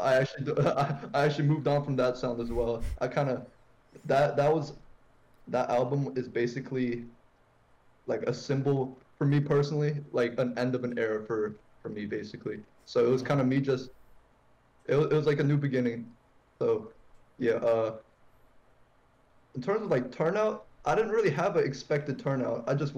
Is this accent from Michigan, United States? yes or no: no; Northern Virginia, United States; I'm from Northern Virginia, you know, DMV